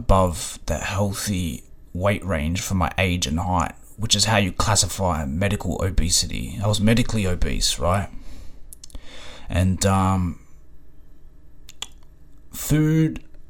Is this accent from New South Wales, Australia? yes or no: no; Ringwood, Victoria, Australia; my neighbor growing up in Ringwood